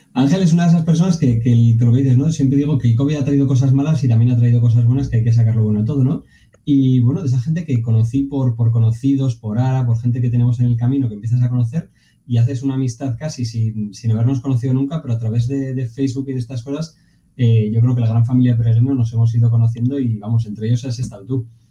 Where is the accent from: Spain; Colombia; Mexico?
Spain; Pamplona, Navarre; soy de Pamplona